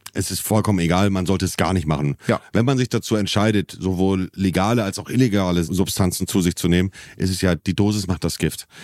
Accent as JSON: {"language": "German", "region": "Hamburg area", "country": "Germany", "said": "als Hamburger oder als jemand, der aus der Ecke Hamburg kommt"}